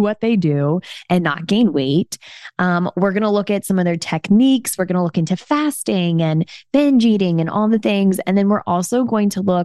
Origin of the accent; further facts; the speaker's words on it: Houston, Texas, United States; moved away; I went down to Houston actually to see my family, which was so much fun, and some of my hometown friends.